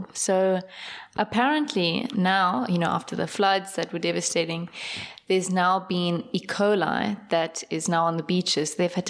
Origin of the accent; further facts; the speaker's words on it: Durban, KwaZulu-Natal, South Africa; born there; Is this a bad time to bring up that I was born in Durban?